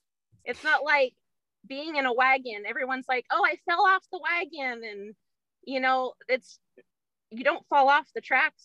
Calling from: Springfield, Oregon, United States; Springfield, Oregon.

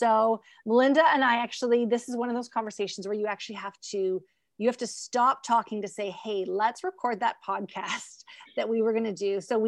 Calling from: British Columbia, Canada; I'm actually coming from the West Coast. So think like 3 hours north of Seattle.

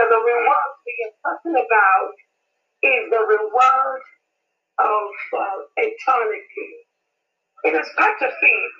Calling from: Nigeria; I am calling and uh, I am speaking from Nigeria.

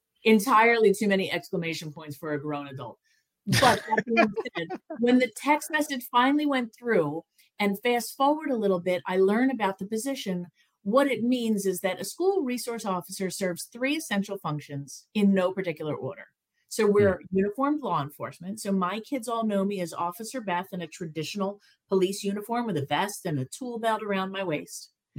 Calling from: Pennsylvania, United States; So I am just outside Philadelphia, Pennsylvania. So I'm not too far from New York.

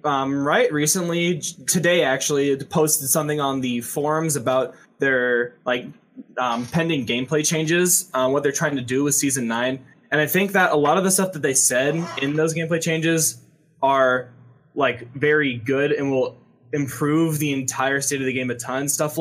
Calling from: Troy, Illinois, United States; I'm calling from Troy, Illinois.

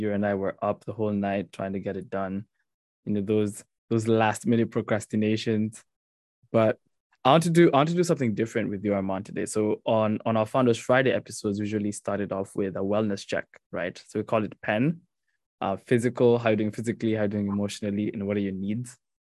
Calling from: Mauritius; also born or lived in New Jersey; I'm calling from Mauritius.

